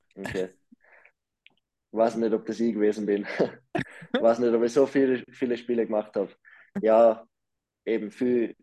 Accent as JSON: {"language": "German", "country": "Austria", "also_born_or_lived": "Lausanne / Davos", "moved": "yes", "lives_now": "Bern, Switzerland", "said": "als Österreicher"}